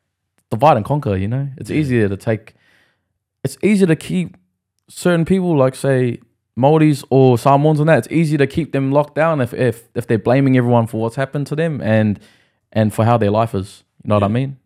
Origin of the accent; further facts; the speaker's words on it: Australia; born there; also born or lived in New Zealand; I was born in Australia and I moved to New Zealand a lot, you know, so there's still that Kiwi side of me.